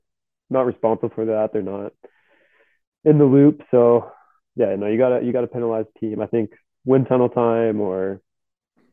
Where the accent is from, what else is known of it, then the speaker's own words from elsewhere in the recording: Canada; as a Canadian